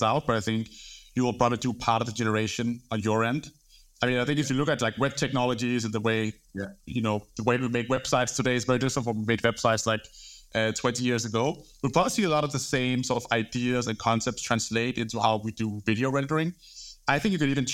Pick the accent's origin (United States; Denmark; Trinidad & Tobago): Denmark; Copenhagen, Capital Region of Denmark; moved away as an adult; now in London, United Kingdom; I'm from Denmark, grew up in Copenhagen, moved to London